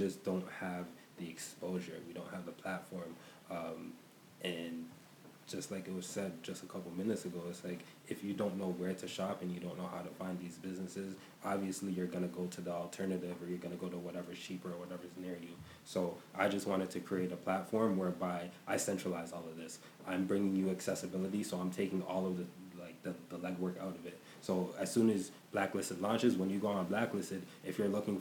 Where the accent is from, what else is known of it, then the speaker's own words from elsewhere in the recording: Nigeria; moved away; also born or lived in North America; I'm Nigerian